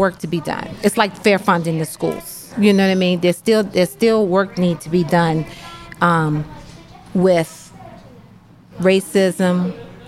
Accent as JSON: {"language": "English", "town": "Washington", "region": "District of Columbia", "country": "United States", "tie": "born or raised there", "also_born_or_lived": "Phoenixville, Pennsylvania", "moved": "as an adult", "lives_now": "Pottstown, United States", "said": "I grew up in D.C. and it was all black"}